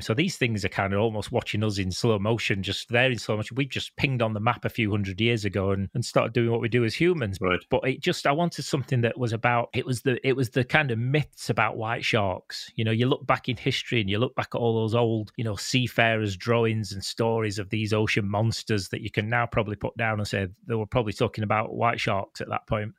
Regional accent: Canada; moved away; also born or lived in United Kingdom; I'm from the UK, but I grew up in Canada.

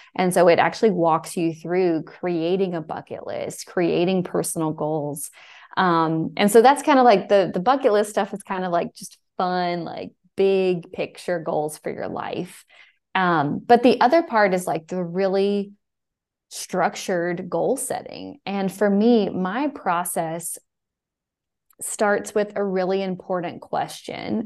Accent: Fairhope, Alabama, United States; also born or lived in New York; I'm from Alabama. I'm actually from Fairhope

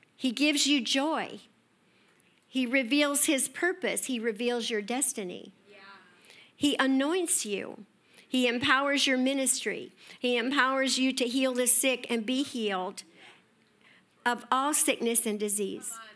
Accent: Escondido, California, United States; I grew up in Escondido

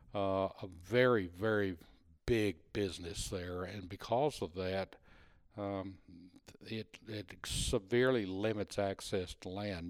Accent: Texas, United States; being a Texan even, even that many years ago

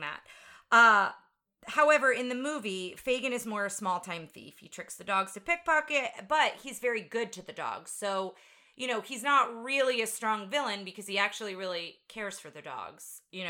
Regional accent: New Jersey, United States; moved away as an adult; now in Texas, United States; I grew up in New Jersey

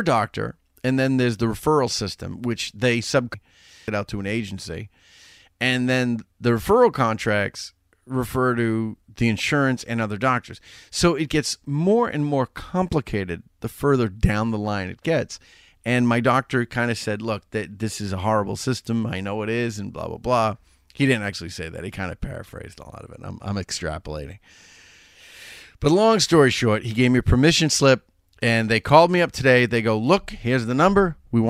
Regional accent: Chelsea, Massachusetts, United States; moved away; you can take me out of Chelsea, but you can't take the Chelsea out of me.

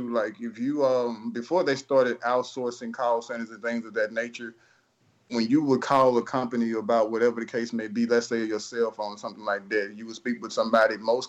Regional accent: the South, United States; accent: Southern; me being from the South, sometimes I don't understand that I'm from the South, meaning I'll speak to somebody and they'll say, you have an accent.

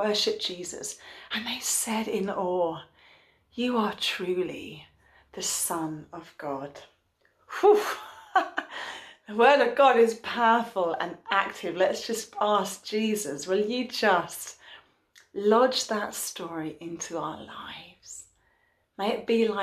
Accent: London, United Kingdom; now in North West England, United Kingdom; I'm from North London

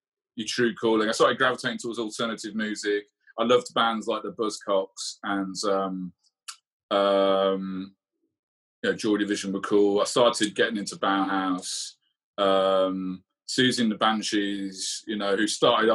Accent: Lichfield, West Midlands, United Kingdom; also born or lived in Birmingham; Lichfield, the town I grew up and went to school

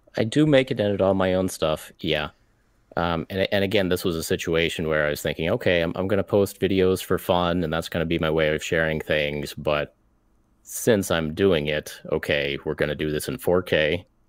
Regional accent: United States; an American mini painter

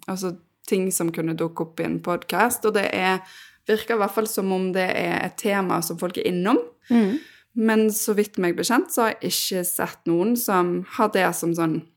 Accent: Bergen, Vestland, Norway; Uh, jeg er fra Bergen. Mm. Høres ikke alltid sånn ut.

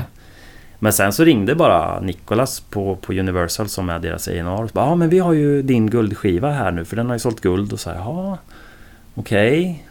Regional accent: Åtvidaberg, Östergötland, Sweden; also born or lived in Linköping; hos mig nere i Åtvidaberg där jag kommer ifrån

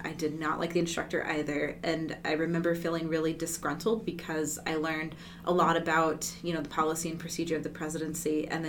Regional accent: Barstow, California, United States; born there; So I was born in Barstow, California. And if nobody's familiar with where that is, that's an okay thing because it's not a memorable California location.

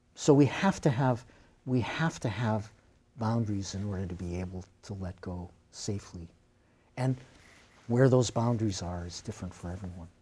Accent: Beverly, Massachusetts, United States; moved away as an adult; now in Gloucester, United States; I grew up in Beverly

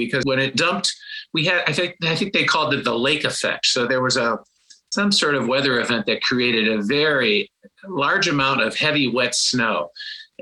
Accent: Cleveland, Ohio, United States; moved away as an adult; also born or lived in New York / Tokyo; growing up in Cleveland

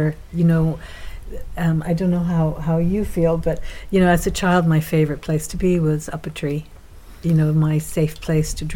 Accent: Columbus, Ohio, United States; moved away as an adult; also born or lived in Bremen, Ohio; now in Ireland; I grew up in Columbus, a city, but they bought a small farm in Bremen

